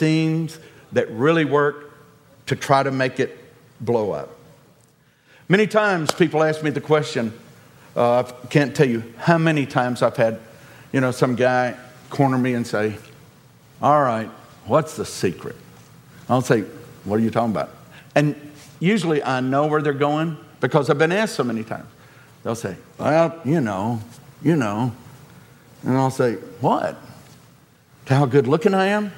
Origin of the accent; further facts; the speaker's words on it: the South, United States; We're from the South